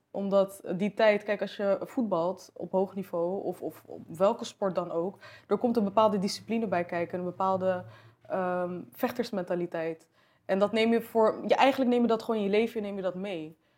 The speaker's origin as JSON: {"language": "Dutch", "country": "Morocco", "said": "En kijk, als, als Marokkaans meisje was dat al soort van, weet je, als mijn moeder dat dan vertelde aan haar vriendinnen of zo, dan was het echt van, eh, ja, voetbal moet niet op turnen of zo."}